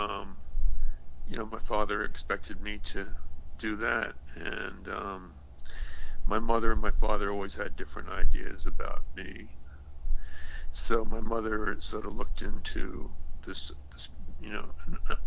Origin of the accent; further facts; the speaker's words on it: Bennington, Vermont, United States; moved away as an adult; also born or lived in Montana; from sixth age, I grew up in Bennington, Vermont.